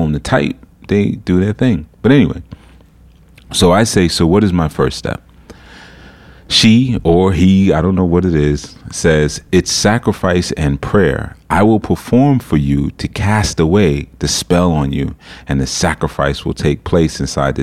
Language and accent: English; New York City, New York, United States; Not only am I coming from America, I'm coming from New York City